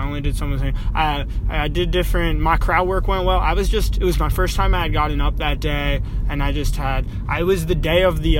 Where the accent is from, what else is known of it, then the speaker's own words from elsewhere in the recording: New York City, New York, United States; Oh, I'm from Brooklyn.